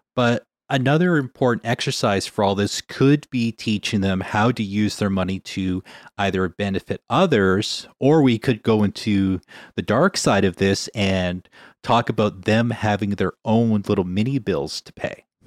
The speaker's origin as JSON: {"language": "English", "town": "Winnipeg", "region": "Manitoba", "country": "Canada", "tie": "born or raised there", "moved": "yes", "lives_now": "British Columbia, Canada", "said": "growing up in Winnipeg"}